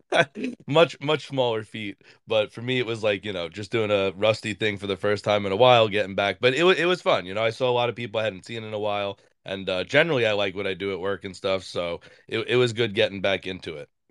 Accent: New York, United States; I'm from New York

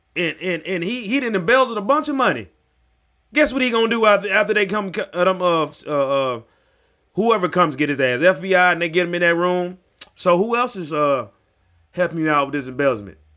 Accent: United States; also born or lived in Mississippi / Tennessee; I grew up in Mississippi, Tennessee

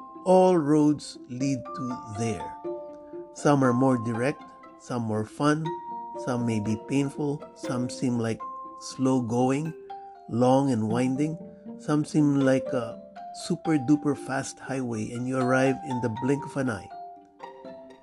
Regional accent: Miami, Florida, United States; Now, I was born and raised in Miami, although I have lived much further north, now in Broward County, for about 20 years.

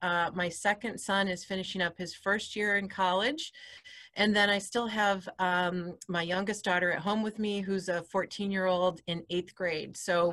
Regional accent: New York, United States; accent: Midwestern; It's about, everybody hears I'm from New York and they wonder where the accent is. It's more of a Midwestern accent than a city accent, because this region of New York is about a 5-hour drive from New York City.

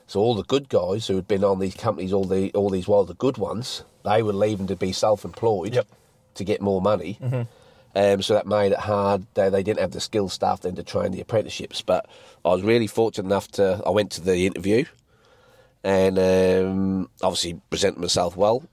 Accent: England, United Kingdom; now in Mount Gambier, Australia; best export or import from England to Mount Gambier. So, I've lived here, what, 14 years now

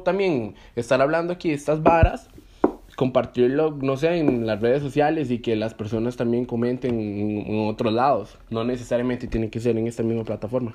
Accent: Cartago, Costa Rica; yo soy de, de Cartago, em, Costa Rica

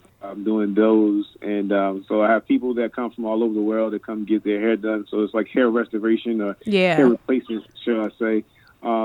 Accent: Annapolis, Maryland, United States; I grew up in Annapolis, out there. Just a little past Bowie. You know, we the capital of Maryland. You know, everybody thinks it's Baltimore, but it's Annapolis. You know what I'm saying? But, yeah, grew up in Annapolis pretty much all my life.

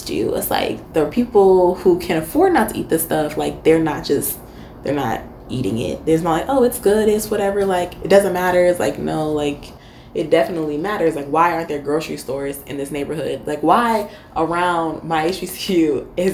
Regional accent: Michigan, United States; moved away as an adult; also born or lived in Florida; I am from Michigan.

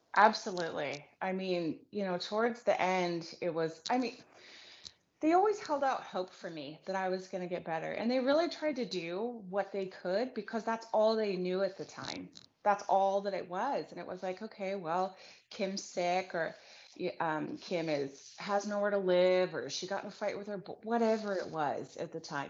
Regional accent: Reno, Nevada, United States; I was born and raised in Reno, Nevada.

